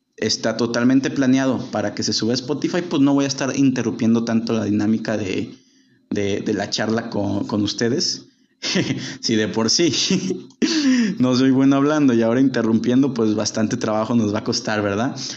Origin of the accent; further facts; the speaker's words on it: Guadalajara, Jalisco, Mexico; yo vivo en Guadalajara, soy oriundo de Guadalajara, llevo viviendo gran parte de mi vida aquí